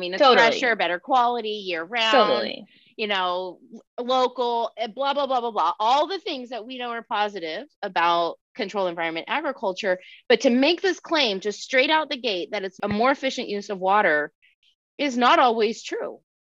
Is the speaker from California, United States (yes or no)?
yes; California, United States; now in Tucson, United States; here I am in Tucson, Arizona. I came from California.